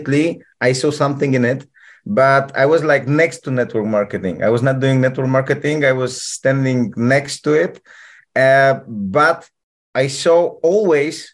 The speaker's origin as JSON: {"language": "English", "country": "Poland", "also_born_or_lived": "Peru", "second_language": "English", "moved": "yes", "lives_now": "Turkey", "said": "I come from Poland. I'm a Polish guy"}